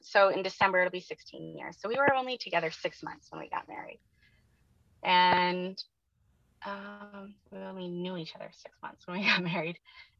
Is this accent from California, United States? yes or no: yes; Oakland, California, United States; born there; also born or lived in Monterey; So I lived with him in Monterey, California, and I was born in Oakland, like out at Treasure Island.